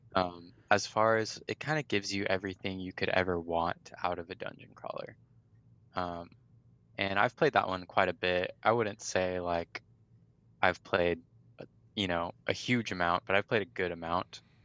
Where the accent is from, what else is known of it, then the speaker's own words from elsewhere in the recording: Riverside, California, United States; born and raised in California, Riverside, California